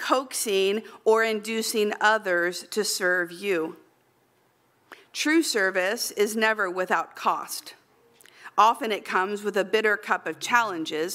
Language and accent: English; Central Valley, California, United States; in the Central Valley where I lived